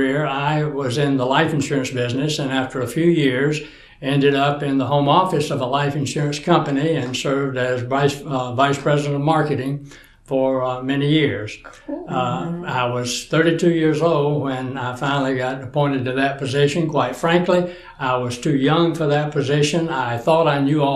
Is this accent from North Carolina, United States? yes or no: yes; Fayetteville, North Carolina, United States; also born or lived in Greenville, North Carolina; I grew up in North Carolina in Fayetteville.